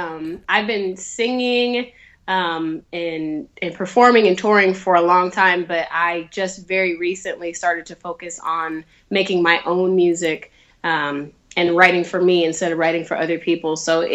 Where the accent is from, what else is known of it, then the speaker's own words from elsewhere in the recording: Sacramento, California, United States; now in Los Angeles, United States; I'm from Sacramento, but I live in Los Angeles now.